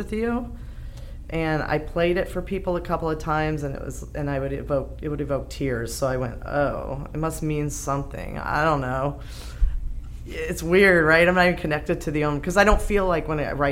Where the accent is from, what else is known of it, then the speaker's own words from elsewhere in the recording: United States; moved away as an adult; I'm from the States. And I moved here 10 years ago